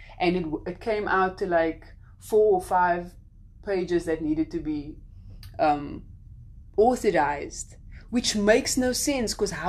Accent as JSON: {"language": "English", "country": "South Africa", "moved": "yes", "lives_now": "United States"}